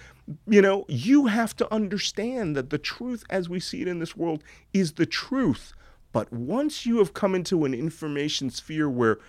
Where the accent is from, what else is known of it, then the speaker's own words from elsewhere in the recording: Philadelphia, Pennsylvania, United States; born there; it's not the fact that I was born in a military hospital to a military family. It's the fact that I was born in Philadelphia.